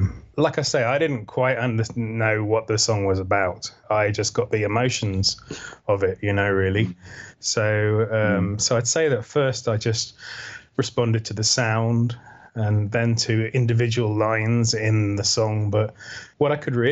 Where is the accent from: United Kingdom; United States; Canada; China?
United Kingdom; Wales; growing up in Wales in a little town